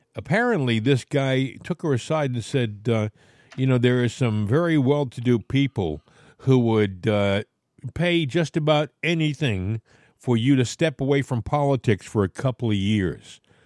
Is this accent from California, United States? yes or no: no; Portsmouth, Rhode Island, United States; I grew up in Portsmouth